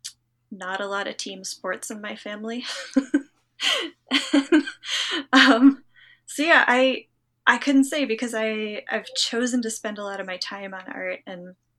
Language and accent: English; Western Massachusetts, United States; I grew up in Western Massachusetts